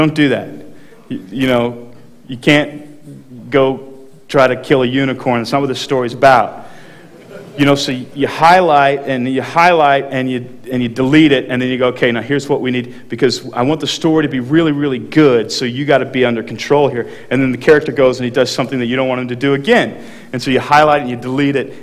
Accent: Texas, United States; I grew up in Texas

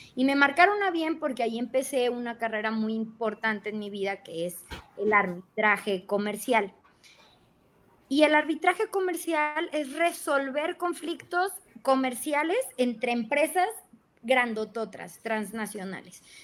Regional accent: Guadalajara, Jalisco, Mexico; moved away as an adult; also born or lived in Jalpa, Zacatecas (birthplace); now in Mexico City, Mexico; en aquel entonces ya vivía en Guadalajara, en Guadalajara, Jalisco

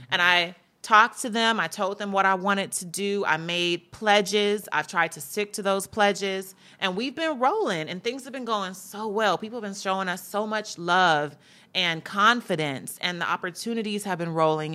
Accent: Gardena, California, United States; also born or lived in New York; I was raised here, so I'm more so a Cali resident or a Cali person

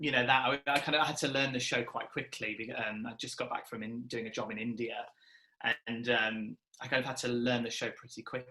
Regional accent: Nottingham, East Midlands, United Kingdom; I'm from Nottingham originally

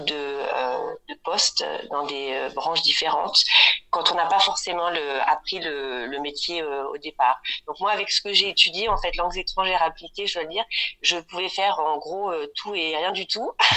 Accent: Rouen, Normandy, France; moved away as an adult; also born or lived in Germany; now in Munich, Germany; je suis née en Normandie à Rouen

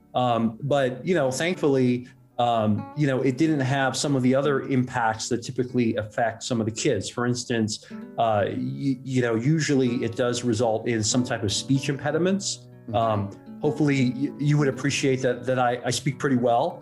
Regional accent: Hong Kong; we were living, we grew up in Hong Kong

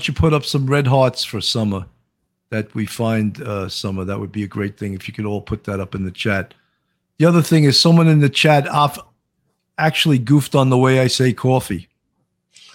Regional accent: New York, United States; accent: Long Island; I hope I lost some of my Long Island accent, you know, and it became a New York, because I worked my whole career in Manhattan North, which is a different accent than Long Island, you know.

